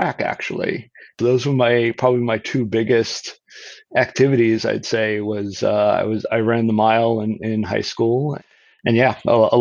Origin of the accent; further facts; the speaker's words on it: North Babylon, New York, United States; moved away as an adult; also born or lived in Brooklyn, New York; now in San Diego, United States; I grew up in New York, started actually mostly in Brooklyn until I was about five or six. And then we moved out to the middle of Long Island in a town called North Babylon